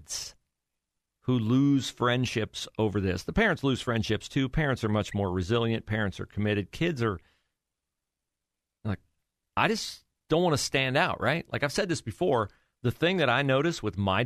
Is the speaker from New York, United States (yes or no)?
no; Western Ohio, United States; also born or lived in Florida; I grew up in Western Ohio and never went to Columbus until I was in my teens